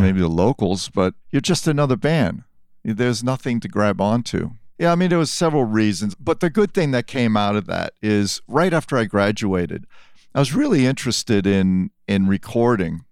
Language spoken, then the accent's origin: English; New York City, New York, United States; also born or lived in France; I did grow up in New York from time I was seven